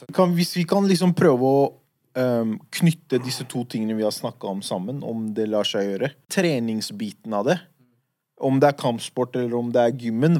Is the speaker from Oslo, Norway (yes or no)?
yes; Oslo, Norway; de gutta jeg vokste opp med på Furuset